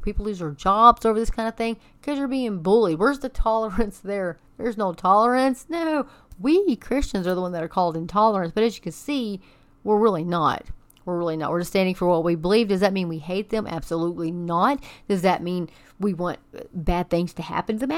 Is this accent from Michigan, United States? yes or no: no; Amarillo, Texas, United States; that is my hometown